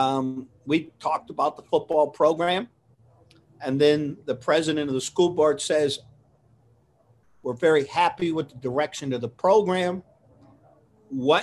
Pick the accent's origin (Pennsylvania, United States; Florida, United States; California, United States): Pennsylvania, United States; Coal Region; Being raised, born and raised in the Coal Region